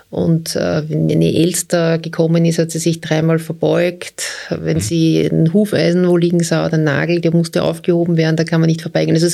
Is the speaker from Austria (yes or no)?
yes; Austria; Ja als Österreicher.